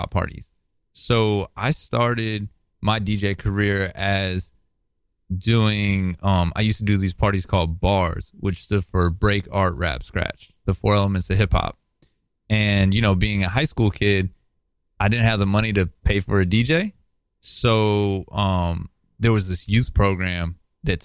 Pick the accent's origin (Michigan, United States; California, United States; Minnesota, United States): California, United States; Oakland; growing up in Oakland. I went to Oakland Tech.